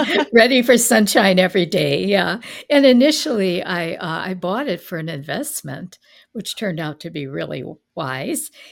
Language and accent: English; Milwaukee, Wisconsin, United States; also born or lived in Fort Myers, Florida; I grew up in the Milwaukee area